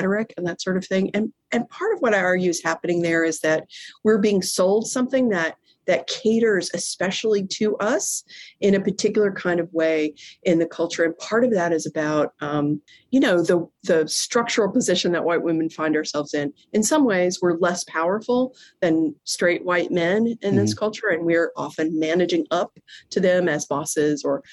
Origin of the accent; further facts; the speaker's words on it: Corpus Christi, Texas, United States; also born or lived in suburb of Houston, Texas; I grew up in Corpus Christi, Texas